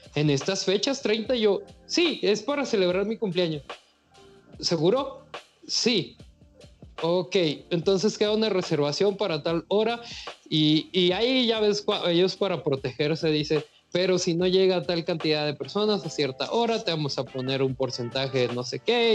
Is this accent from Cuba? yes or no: no; Mazatlán, Sinaloa, Mexico; Yo soy de Mazatlán